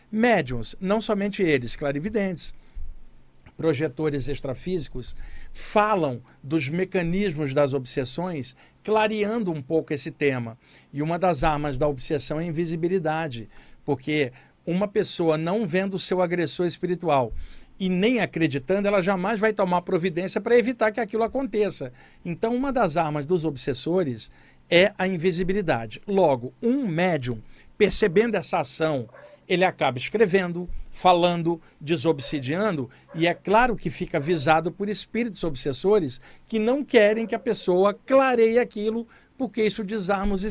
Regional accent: Duque de Caxias, Rio de Janeiro, Brazil; moved away; cresci em Duque de Caxias, de, de cara. Aqui? A minha área aí, o Gramacho

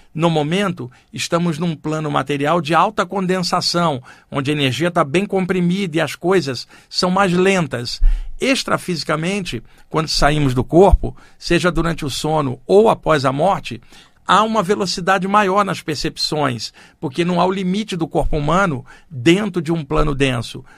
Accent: Rio de Janeiro, Brazil; now in São Paulo, Brazil; eu cresci no Rio de Janeiro, eu estou aqui em São Paulo há 30 anos

